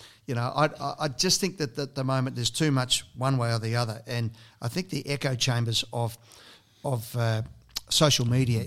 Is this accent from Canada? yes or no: no; Broadmeadows, Victoria, Australia; also born or lived in Sydney; growing up in Broadmeadows